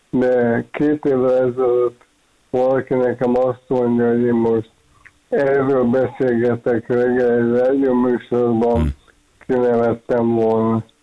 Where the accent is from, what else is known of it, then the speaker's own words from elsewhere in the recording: Hungary; Én magyar vagyok, szeretem, szeretek magyar lenni, büszke vagyok rá, szeretek Magyarországon élni.